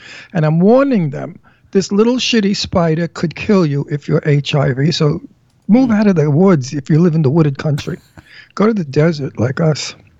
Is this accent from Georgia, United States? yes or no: no; New York City, New York, United States; accent: Brooklyn; also born or lived in Pennsylvania; Now you heard my Brooklyn accent, butter.